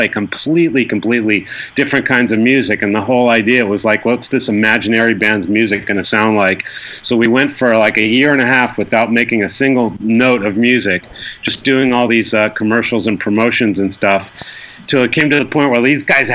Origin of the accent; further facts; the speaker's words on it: United States; now in Japan; I'm from America